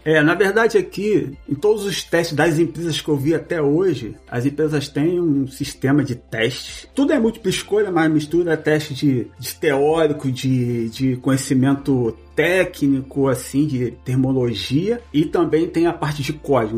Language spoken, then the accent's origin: Portuguese; Rio de Janeiro, Brazil; moved away as an adult; now in Quebec, Canada; Eu sou do Rio de Janeiro, venho do bairro da Zona Oeste do Rio de Janeiro, chama-se Cesarão.